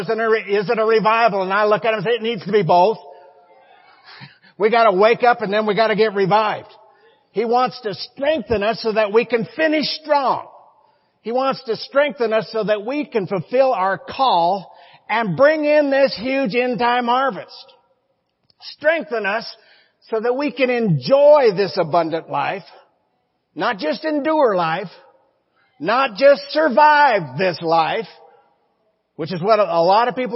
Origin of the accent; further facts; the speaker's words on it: Montana, United States; We're from Montana, not West Virginia